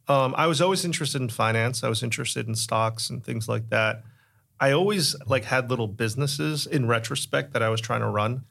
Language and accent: English; Connecticut, United States; growing up in Connecticut